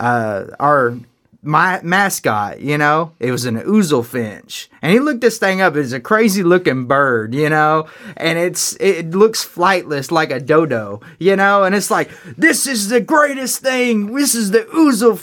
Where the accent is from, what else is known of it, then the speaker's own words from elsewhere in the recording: North Carolina, United States; I'm from North Carolina